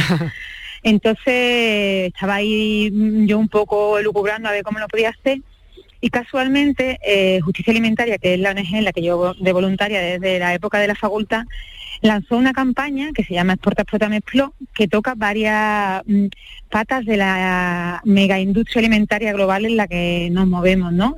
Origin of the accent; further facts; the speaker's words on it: northern Jaén, Andalusia, Spain; en mi pueblo que está en el norte de Jaén